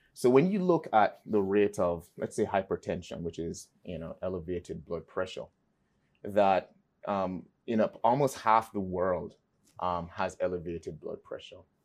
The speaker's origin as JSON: {"language": "English", "town": "Kingston", "country": "Jamaica", "tie": "born or raised there", "moved": "yes", "said": "I was raised in Kingston, Jamaica."}